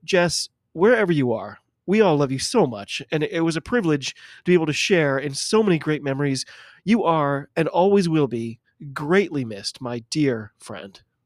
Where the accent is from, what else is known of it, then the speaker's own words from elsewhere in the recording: United States; I'm an American